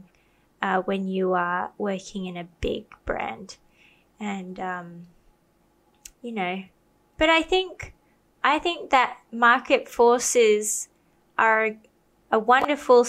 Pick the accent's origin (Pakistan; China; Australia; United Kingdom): Australia; I grew up in Australia